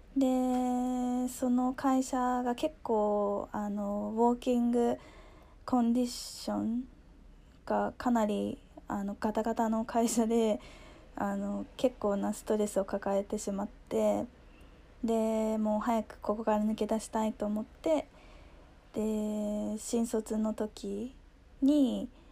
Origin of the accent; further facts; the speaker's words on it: Japan; moved away as an adult; also born or lived in United States; now in Hong Kong; 自分が育生まれ育ってきた日本